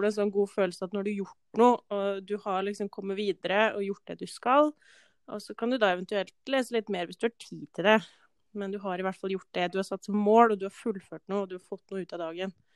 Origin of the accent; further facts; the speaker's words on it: Valdres, Innlandet, Norway; moved away as an adult; now in Molde, Norway; kommer fra Valdres